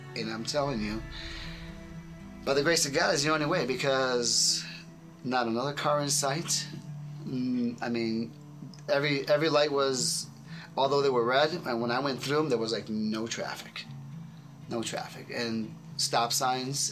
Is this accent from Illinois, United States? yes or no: yes; Chicago, Illinois, United States; I grew up Catholic in Chicago